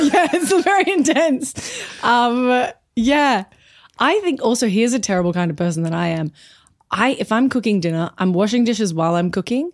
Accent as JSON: {"language": "English", "town": "Brisbane", "region": "Queensland", "country": "Australia", "tie": "born or raised there", "also_born_or_lived": "Perth", "moved": "as an adult", "said": "I'm from Brisbane mostly"}